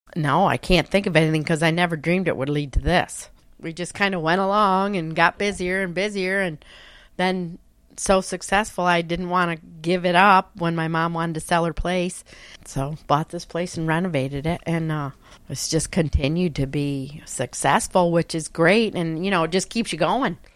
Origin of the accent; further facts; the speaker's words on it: Naples, New York, United States; from Naples, New York. I've lived here all my life